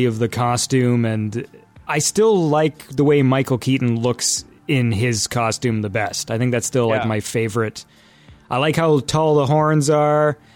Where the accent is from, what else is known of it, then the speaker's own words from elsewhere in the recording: Canada; I'm Canadian